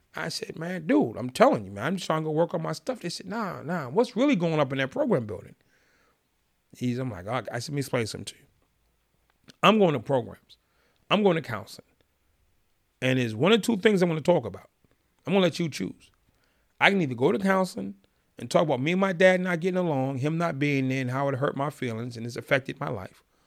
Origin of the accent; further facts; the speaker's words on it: Boston, Massachusetts, United States; I'm from Boston